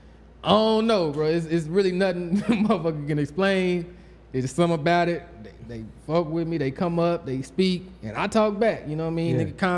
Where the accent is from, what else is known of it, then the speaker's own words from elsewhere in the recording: Austin, Texas, United States; When I was growing up in Austin, it's nowhere.